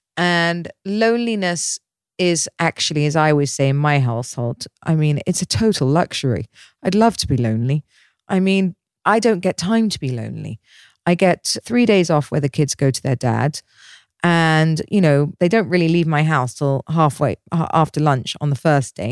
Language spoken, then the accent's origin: English; Dorset, South West England, United Kingdom; now in Dubai, United Arab Emirates; I grew up in Dorset in the middle of nowhere.